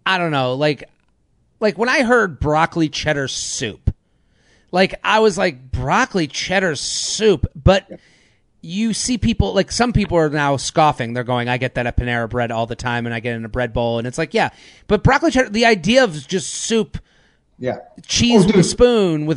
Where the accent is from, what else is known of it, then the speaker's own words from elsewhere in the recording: Needham, Massachusetts, United States; I'm from Needham, outside of Boston